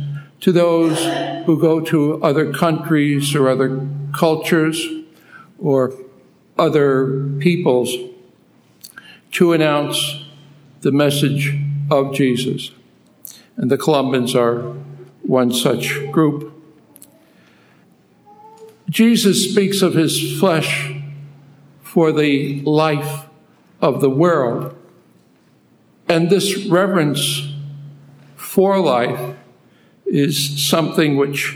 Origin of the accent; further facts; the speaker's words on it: New York City, New York, United States; moved away as an adult; also born or lived in Philippines; I'm originally from Brooklyn, New York